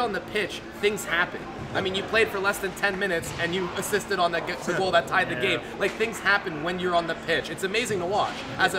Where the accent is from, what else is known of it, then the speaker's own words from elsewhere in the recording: Canada; Yes, it's kind of scary to be going down there as a Canadian to go play in a game like that.